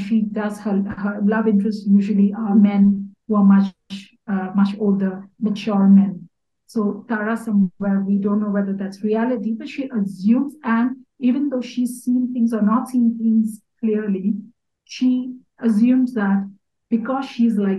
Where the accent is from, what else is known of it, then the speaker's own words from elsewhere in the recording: Mumbai, Maharashtra, India; moved away as an adult; also born or lived in Kutch; now in Bhutan; I was born and brought up in Bombay, but my roots are in Kutch